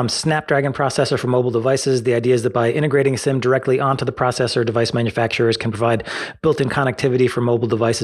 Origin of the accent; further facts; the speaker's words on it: United States; I hate to be the ugly American, but if I see it spelled, I'm just going to say it like, like I'm an American.